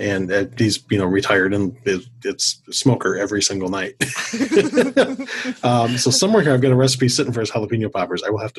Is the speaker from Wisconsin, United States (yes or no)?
yes; Milwaukee, Wisconsin, United States; also born or lived in Twin Cities, Minnesota; now in Minneapolis–Saint Paul, United States; I grew up in the Milwaukee area in Wisconsin, where the food groups are beer and cheese, and occasionally a bratwurst.